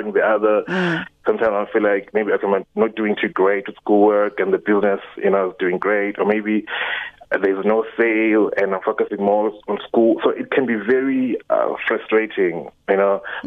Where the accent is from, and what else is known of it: Eastern Cape, South Africa